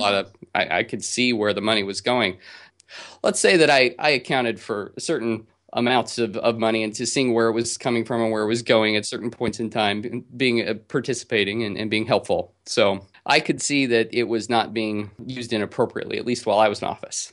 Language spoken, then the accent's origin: English; Utah, United States; now in California, United States; growing up in Utah, and I did grow up Mormon in Utah